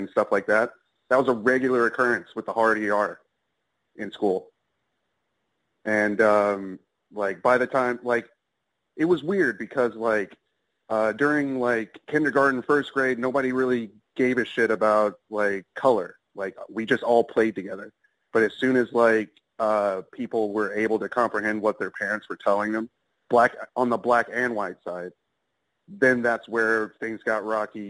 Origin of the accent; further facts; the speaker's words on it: metro Atlanta, Georgia, United States; I'm out of Atlanta, Georgia. Grew up there